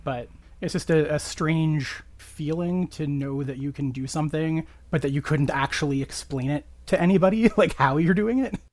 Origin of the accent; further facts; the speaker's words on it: Canada; I am a Canadian